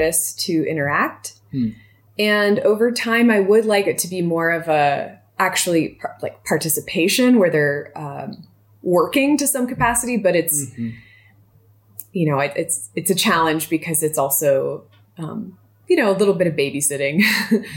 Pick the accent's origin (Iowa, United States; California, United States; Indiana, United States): California, United States; Southern; now in Montana, United States; I come from Southern California